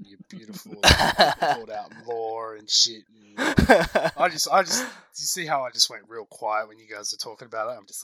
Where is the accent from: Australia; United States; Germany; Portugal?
Australia; I'm Australian